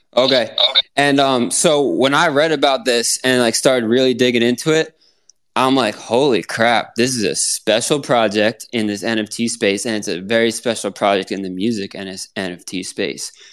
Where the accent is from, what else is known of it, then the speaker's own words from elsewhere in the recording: Pennsylvania, United States; now in Florida, United States; I'm from Pennsylvania